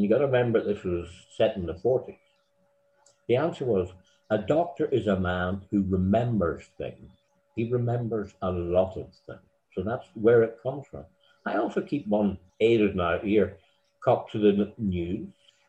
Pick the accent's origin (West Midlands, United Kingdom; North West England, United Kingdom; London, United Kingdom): North West England, United Kingdom; Blackpool; born there; I wasn't actually born in Ireland. I was born in Blackpool, Lancashire, because my father, an Ulsterman, had married an English girl.